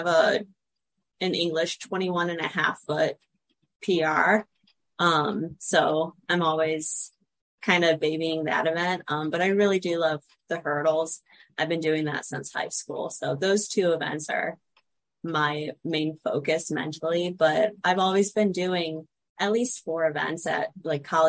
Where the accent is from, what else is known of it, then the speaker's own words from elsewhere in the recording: Stow, Ohio, United States; moved away as an adult; also born or lived in Akron, Ohio / Cleveland, Ohio; now in Louisville, United States; I grew up in Stowe, Ohio, which is just a suburb of Akron